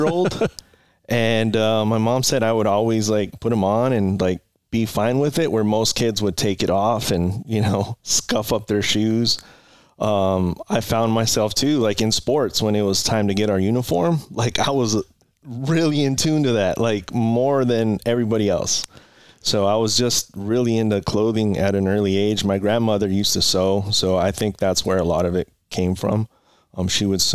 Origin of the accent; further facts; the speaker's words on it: Oxnard, California, United States; also born or lived in Port Hueneme, California; Oxnard, California. I was born in Port Hueneme, so not too far from here. And then grew up here in Oxnard